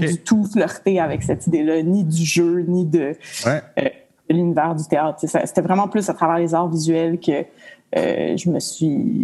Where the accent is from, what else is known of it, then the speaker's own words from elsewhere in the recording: Montreal, Quebec, Canada; also born or lived in Mont-Laurier; j'ai perdu ma mère tôt, à l'âge de 3 ans. Fait qu'on a déménagé à Montréal. Puis, euh, je me suis retrouvée dans le Myland, dans une école alternative